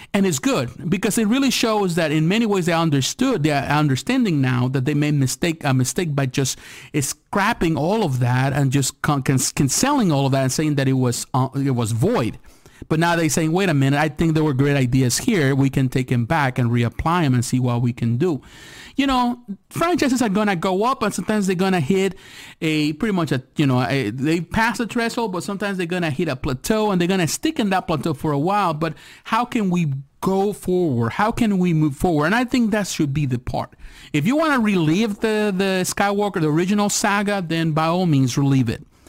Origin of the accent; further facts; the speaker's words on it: United States; as an American here living in America